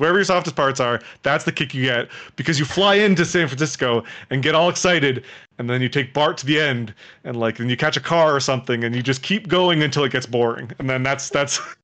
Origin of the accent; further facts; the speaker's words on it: Toronto, Ontario, Canada; I'm from Toronto.